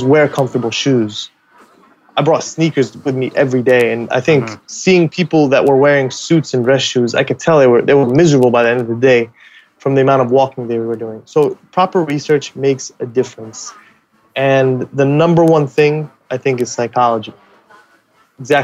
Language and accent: English; United States; also born or lived in Middle East; I moved to the U.S. when I was 7